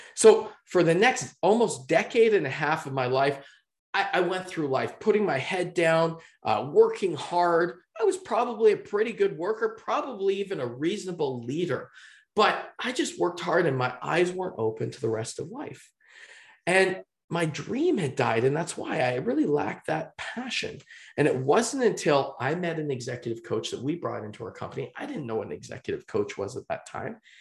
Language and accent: English; just outside of Vancouver, British Columbia, Canada; I'm from just outside of Vancouver, British Columbia